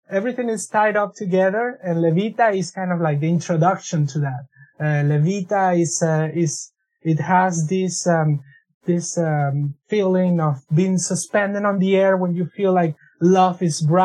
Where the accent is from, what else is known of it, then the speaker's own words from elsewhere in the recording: Venezuela; also born or lived in Quebec, Canada; now in Canada; I was in Venezuela